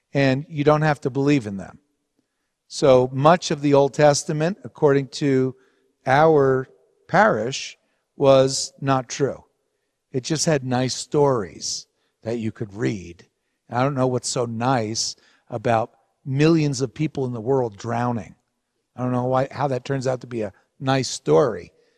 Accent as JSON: {"language": "English", "town": "Hawthorne", "region": "New Jersey", "country": "United States", "tie": "born or raised there", "said": "where we grew up in New Jersey in Hawthorne at a Roman Catholic parish, Saint Anthony's"}